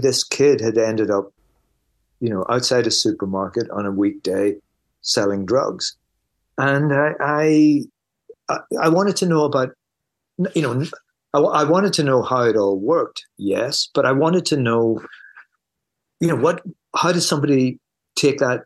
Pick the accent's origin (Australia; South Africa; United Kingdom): United Kingdom; Belfast, Northern Ireland; I grew up in Belfast at the height of the Troubles.